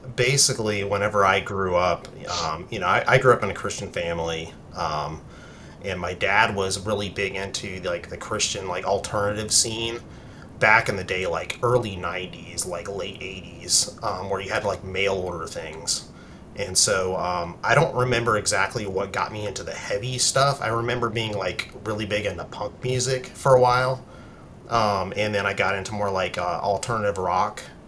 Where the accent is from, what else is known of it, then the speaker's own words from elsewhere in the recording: Charleston, South Carolina, United States; I am from the Charleston, South Carolina area. Um, I've lived here most of my life.